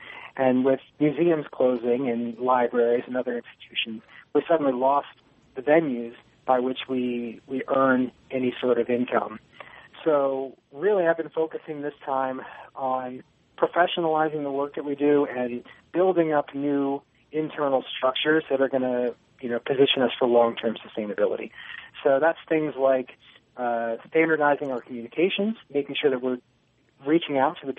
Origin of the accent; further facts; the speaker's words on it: Virginia, United States; moved away as an adult; also born or lived in Seattle, Washington; now in Oregon, United States; I am originally from Virginia, but after getting my degree, I moved out west and pursued a master's degree at the University of Washington, Seattle.